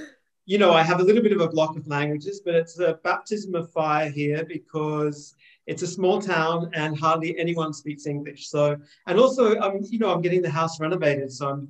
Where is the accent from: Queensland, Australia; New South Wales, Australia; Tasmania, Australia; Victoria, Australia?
Queensland, Australia; Gold Coast; moved away as an adult; now in Mussomeli, Italy; as an Aussie, I have a bit of a block with languages because I'm from the Gold Coast, and on the Gold Coast, you just never meet anyone from anywhere else, maybe from another state when I was growing up, and that was quite exotic